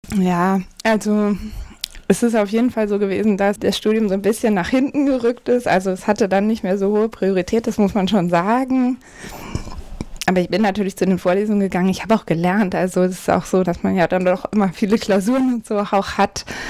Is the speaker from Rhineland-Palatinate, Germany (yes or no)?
no; Hamburg, Germany; ich komme aus Hamburg-Eimsbüttel, also einem, kann man sagen, einem sehr grünen Bezirk in Hamburg